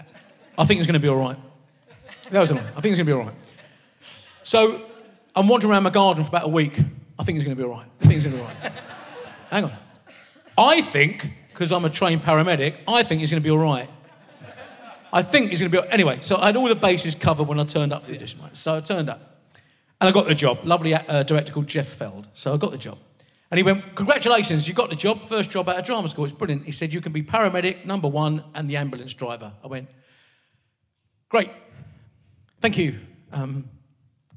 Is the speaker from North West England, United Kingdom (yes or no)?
no; Maidstone, South East England, United Kingdom; I'm a Maidstone boy, so I've always been. I was born in Kent, raised in Kent. I still live in Kent